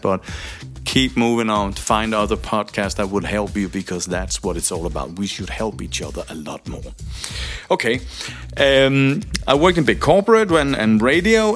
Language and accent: English; Denmark; I'm from Denmark